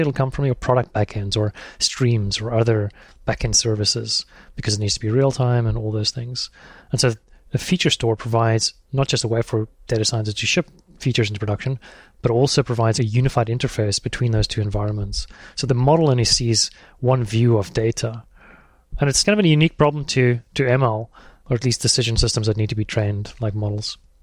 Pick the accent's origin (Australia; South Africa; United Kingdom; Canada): South Africa; moved away as an adult; also born or lived in Thailand; I'm South African.